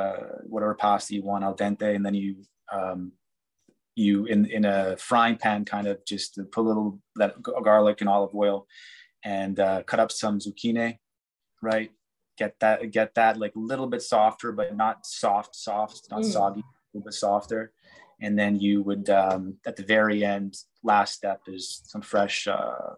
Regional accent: Montreal, Quebec, Canada; accent: Montreal; I actually spent quite a bit of time with a dialect coach trying to neutralize my Montreal accent

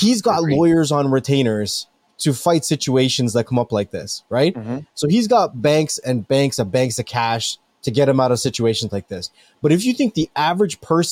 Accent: Canada; I'm really from Canada

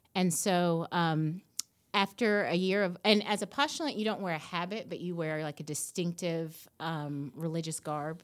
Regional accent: Nashville, Tennessee, United States; I grew up here in Nashville

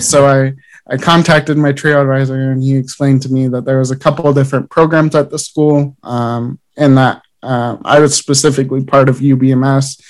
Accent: Idaho Falls, Idaho, United States; I grew up in Idaho Falls

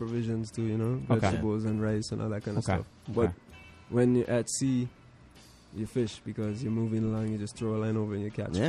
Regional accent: Bermuda; also born or lived in Caribbean; growing up in Bermuda and in the Caribbean

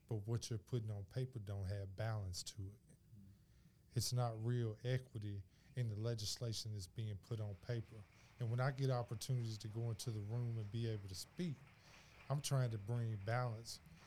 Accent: Memphis, Tennessee, United States; I'm from Memphis, Tennessee

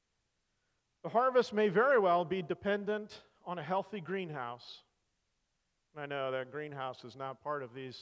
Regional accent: Salinas Valley, California, United States; also born or lived in Colorado; now in Missouri, United States; I grew up in the Salinas Valley, California

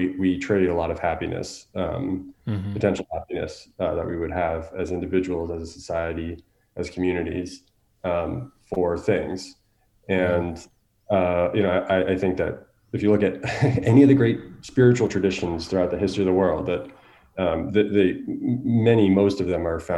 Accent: United States; growing up as an American

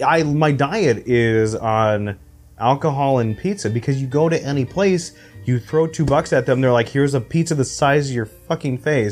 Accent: Phoenix, Arizona, United States; born there; That's where I was born.

